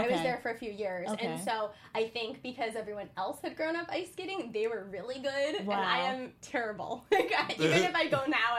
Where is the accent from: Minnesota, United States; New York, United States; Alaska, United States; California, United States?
Alaska, United States; moved away; I grew up in Alaska